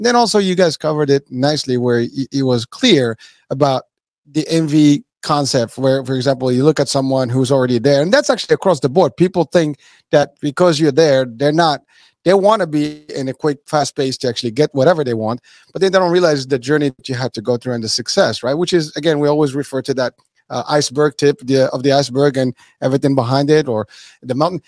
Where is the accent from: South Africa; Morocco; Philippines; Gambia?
Morocco; moved away; also born or lived in New York City; I was born in Morocco